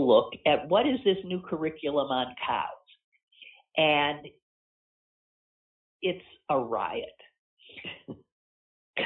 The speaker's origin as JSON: {"language": "English", "country": "United States", "said": "We're American"}